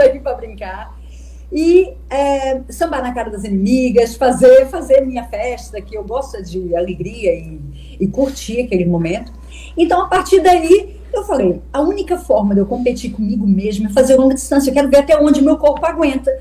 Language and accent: Portuguese; Minas Gerais, Brazil; now in Madeira, Portugal; sou de Minas Gerais, não tinha mar